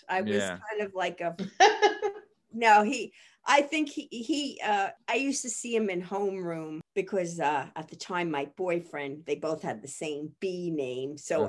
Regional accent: Massapequa Park, New York, United States; moved away; So I grew up on the South Shore. It's mm-hmm. a little town, Massapequa Park.

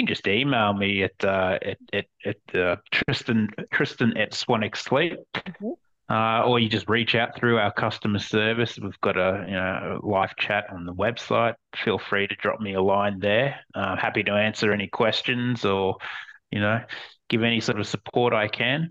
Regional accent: Queensland, Australia; moved away as an adult; now in Copenhagen, Denmark; I moved here from Australia, and it certainly doesn't get that cold in Australia. And I was used to coming from a place that's, you know, in Queensland

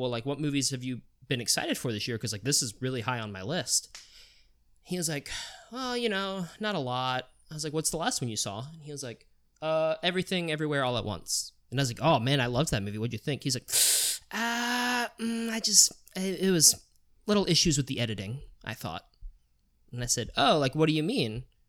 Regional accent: Virginia, United States; now in Worcester, United States; oh, you know, I'm from Virginia, but moved to Worcester.

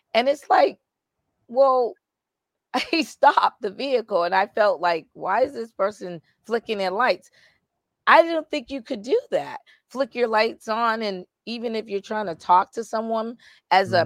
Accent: Boston, Massachusetts, United States; moved away as an adult; also born or lived in Indiana; I'm from Boston

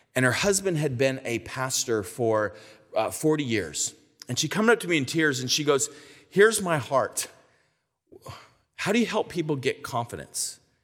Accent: California, United States; I'm from California

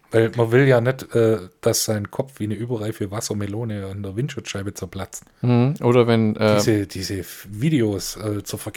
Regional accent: Tel Aviv, Tel Aviv District, Israel; Ja, und äh, tatsächlich aufgewachsen in Tel Aviv.

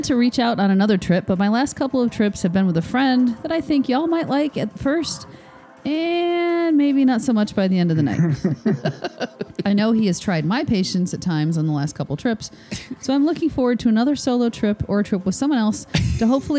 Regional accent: Georgia, United States; But as a refresher, I'm from Georgia, own a pet sitting dog walking business

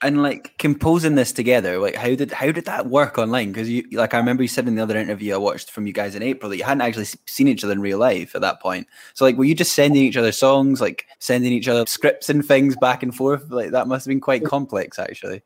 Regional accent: Fife, Scotland, United Kingdom; I'm from Fife in Scotland

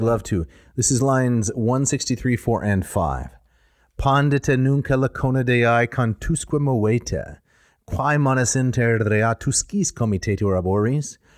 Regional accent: Midwest, United States; I was raised in the Midwest

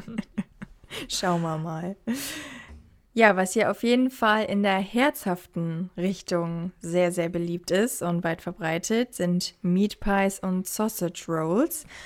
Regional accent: Germany; now in Australia; bei uns in Deutschland

